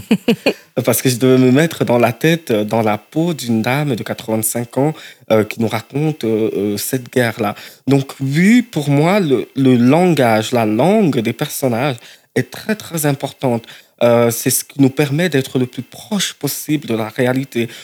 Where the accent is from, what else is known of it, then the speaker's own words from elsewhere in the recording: Cameroon; moved away; je viens du Cameroun et Cameroun francophone